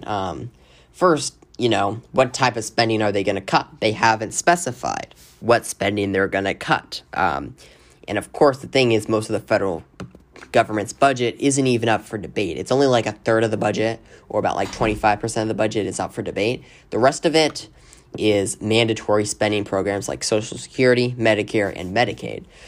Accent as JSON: {"language": "English", "region": "Arizona", "country": "United States", "said": "my home state of Arizona"}